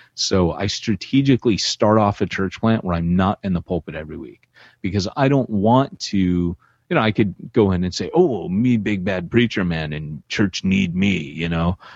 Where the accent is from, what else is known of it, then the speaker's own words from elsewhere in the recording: Orange County, California, United States; also born or lived in LA County; You've been very sheltered growing up in Orange County, California, they used to tell us we lived behind the orange curtain